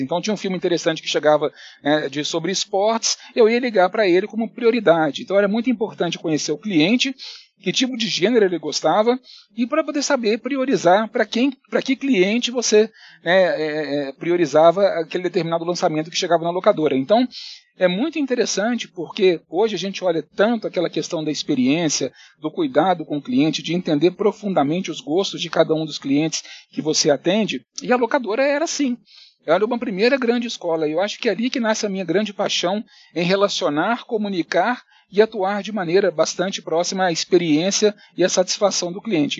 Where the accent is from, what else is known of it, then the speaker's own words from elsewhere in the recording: Belo Horizonte, Minas Gerais, Brazil; moved away as an adult; also born or lived in Curitiba / Italy; now in São Paulo, Brazil; Eu realmente sou mineiro, sou de Belo Horizonte